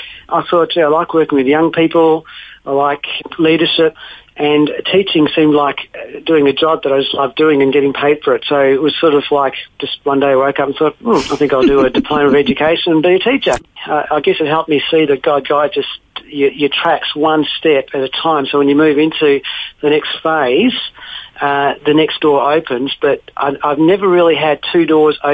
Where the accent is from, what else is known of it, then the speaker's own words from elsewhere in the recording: Melbourne, Victoria, Australia; also born or lived in Lebanon; growing up in Melbourne